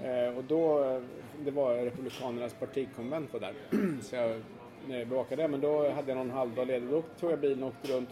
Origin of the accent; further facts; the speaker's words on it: Sweden; jag är svensk journalist